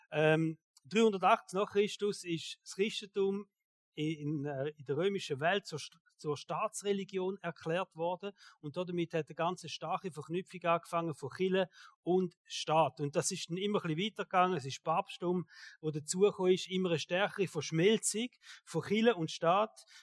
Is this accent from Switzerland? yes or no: yes; Switzerland; Und ich denke manchmal, wir sind ja sehr privilegiert als Schweizer.